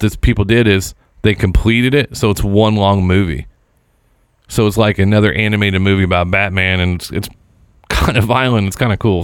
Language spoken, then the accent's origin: English; Seymour, Indiana, United States; moved away; Falling from Grace is actually a motion picture that was filmed in my hometown